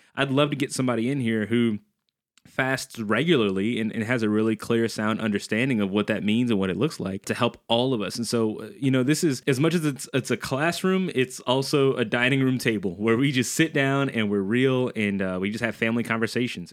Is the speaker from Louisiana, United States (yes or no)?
yes; New Orleans, Louisiana, United States; I'm from New Orleans, Louisiana